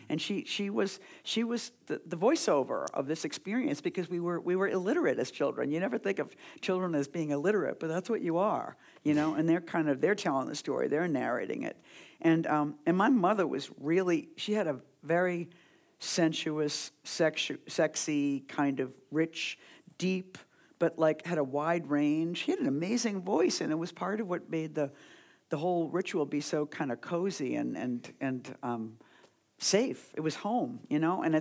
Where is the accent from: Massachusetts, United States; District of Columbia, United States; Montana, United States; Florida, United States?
Massachusetts, United States; Boston; moved away as an adult; also born or lived in New York; I grew up in Boston and I came to New York in the '70s